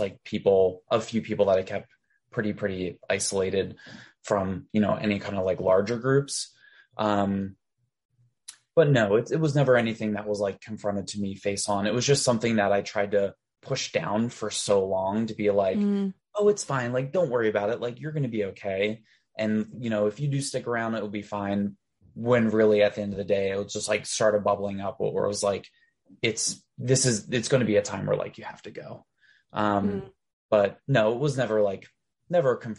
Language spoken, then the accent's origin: English; Delaware, United States; moved away as an adult; now I live back in Delaware for a very brief stint.